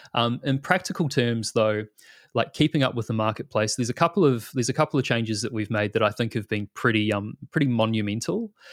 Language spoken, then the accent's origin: English; New Zealand; moved away as an adult; now in Australia